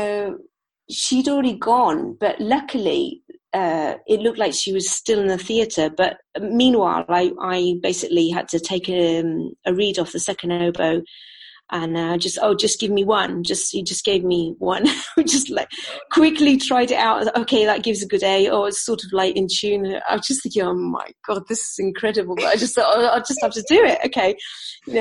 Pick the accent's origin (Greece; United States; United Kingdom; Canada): United Kingdom; also born or lived in New Zealand; now in Seville, Spain; We are two British women